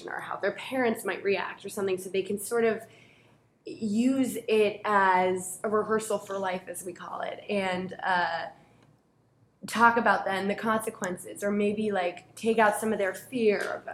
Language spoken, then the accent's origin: English; Newton, Massachusetts, United States; I grew up in Newton, so not too far from here